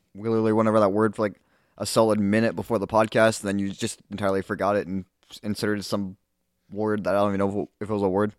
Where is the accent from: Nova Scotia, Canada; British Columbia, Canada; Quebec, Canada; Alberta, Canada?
Nova Scotia, Canada; Halifax; we're from Halifax.